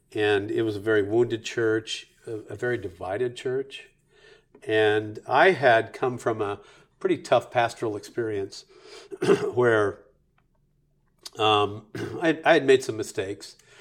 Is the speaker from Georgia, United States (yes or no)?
no; Bakersfield, California, United States; also born or lived in Dallas; the place where I grew up in Bakersfield, we're just north of L